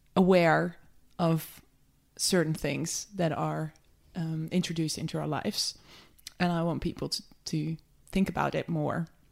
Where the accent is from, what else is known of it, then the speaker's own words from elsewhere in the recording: just outside of Amsterdam, North Holland, Netherlands; moved away as an adult; also born or lived in London; I grew up just outside of Amsterdam